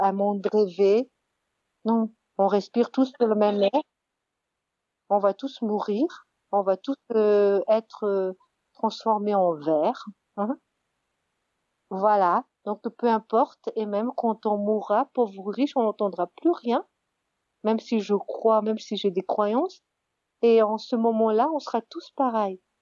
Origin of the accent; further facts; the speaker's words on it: Madagascar; j'ai grandi à Madagascar